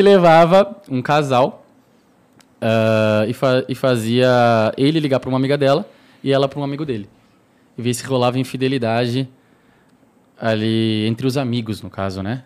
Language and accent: Portuguese; Santana do Livramento, Rio Grande do Sul, Brazil; moved away as an adult; now in São Paulo, Brazil; tava na minha cidade, né? E é uma cidade fronteira com o Uruguai, sou de Santana do Livramento